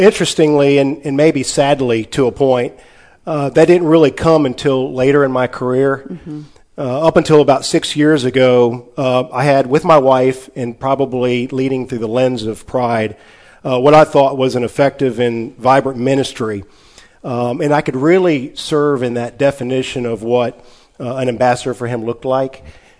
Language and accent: English; Texarkana, Arkansas, United States; In Texarkana, Arkansas.